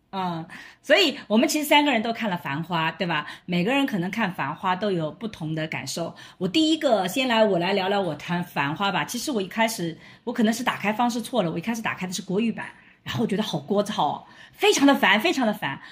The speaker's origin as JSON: {"language": "Chinese", "town": "Suzhou", "region": "Jiangsu", "country": "China", "tie": "born or raised there", "also_born_or_lived": "Shanghai", "moved": "yes", "said": "我在苏州吴家嘛，其实我，我的家乡镇就是在上海的边上"}